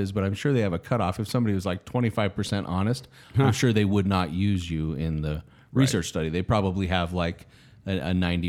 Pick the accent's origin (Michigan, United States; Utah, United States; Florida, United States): Utah, United States; Yes, I'm from Utah.